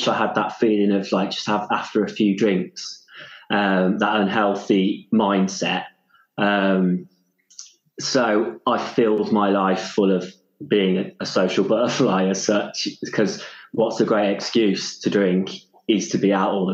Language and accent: English; Stratford-upon-Avon, West Midlands, United Kingdom; also born or lived in London / Wales; now in Mid Wales, United Kingdom; I grew up in Stratford-upon-Avon, Shakespeare world